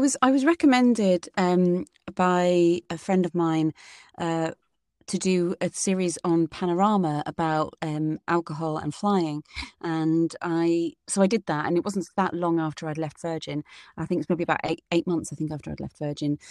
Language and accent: English; United Kingdom; their British person